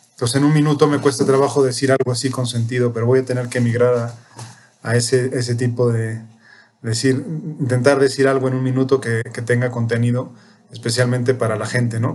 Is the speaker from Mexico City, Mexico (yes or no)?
yes; Mexico City, Mexico; also born or lived in Spain / Peru / Ecuador; Soy chilango